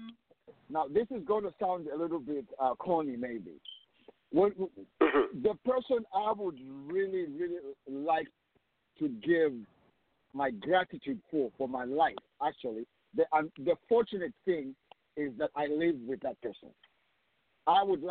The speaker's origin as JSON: {"language": "English", "country": "Zambia", "tie": "born or raised there", "said": "growing up in Sokotwani"}